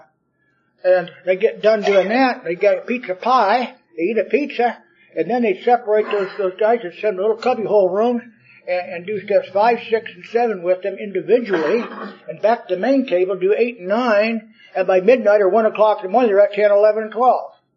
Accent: Richmond, Indiana, United States; moved away as an adult; also born or lived in Santa Monica, California; I'm from Richmond, Indiana.

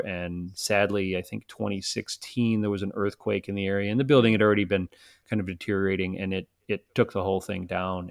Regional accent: Chicago, Illinois, United States; I'm from Chicago, so it's not like I'm not used to snow

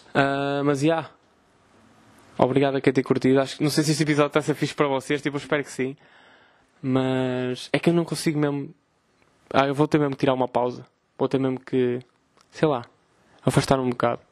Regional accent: Vila Nova de Gaia, Norte, Portugal; also born or lived in Porto; sou de Gaia

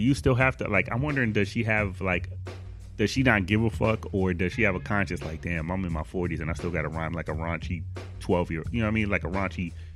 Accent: Buffalo, New York, United States; I'm from Buffalo

